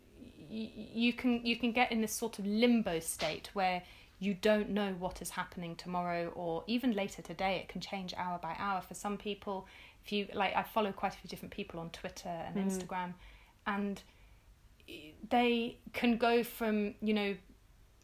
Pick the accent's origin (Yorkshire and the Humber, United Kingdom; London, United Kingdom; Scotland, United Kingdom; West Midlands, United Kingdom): London, United Kingdom; I grew up in London in the 80s